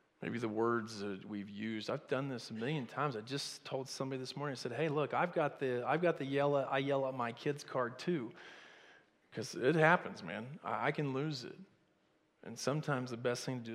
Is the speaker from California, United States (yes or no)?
no; Oklahoma, United States; my mama used to tell me growing up in Oklahoma